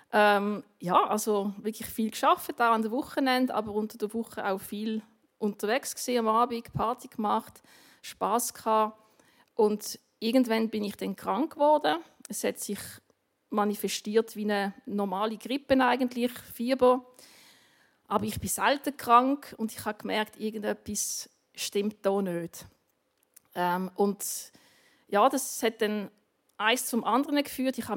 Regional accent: Basel, Basel-Stadt, Switzerland; Meine Eltern haben in Basel gewohnt, ich, habe, ich bin in Basel aufgewachsen.

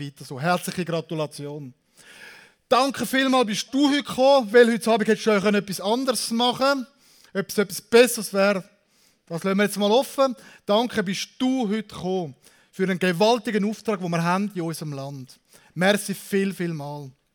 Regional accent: Zürich, Switzerland; now in Aargau, Switzerland; Ich bin ursprünglich Zürcher, jetzt bin ich in Saargau

